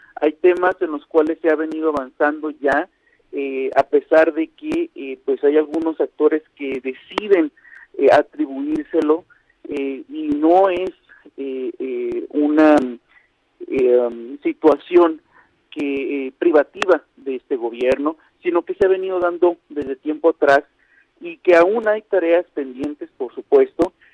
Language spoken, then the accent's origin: Spanish; Mexico; por el hecho de ser minoría no quiere decir que no somos mexicanos